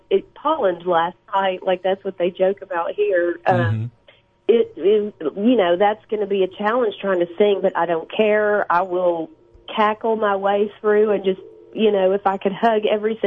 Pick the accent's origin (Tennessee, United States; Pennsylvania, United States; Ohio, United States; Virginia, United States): Tennessee, United States; Nashville; moved away as an adult; also born or lived in Los Angeles, United States; now in Florida, United States; We left L.A. after 20 years, if you can believe it, because I'm from Nashville, but mm-hmm. I was out in California for 20 years, and with the crazy that we've all been going through, we decided to just come back to the South